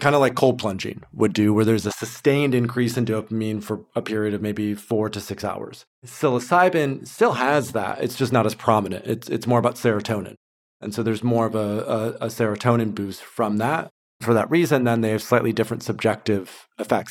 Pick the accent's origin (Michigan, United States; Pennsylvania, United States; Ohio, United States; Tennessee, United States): Michigan, United States; Grand Rapids; moved away as an adult; also born or lived in Turkey / Thailand; now in Portugal; I grew up in West Michigan, Grand Rapids area. Left when I was twenty-one, lived abroad for about five, six years, Turkey, Thailand, and also Portugal.